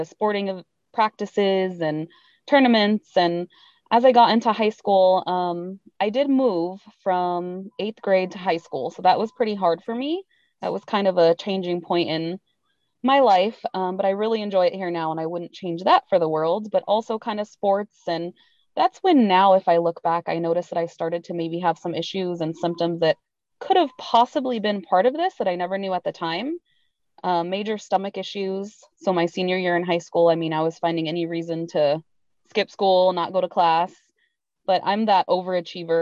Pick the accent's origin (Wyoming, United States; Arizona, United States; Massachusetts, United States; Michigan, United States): Arizona, United States; Tucson; I'm from Tucson, Arizona, which is a few hours from where I'm at now.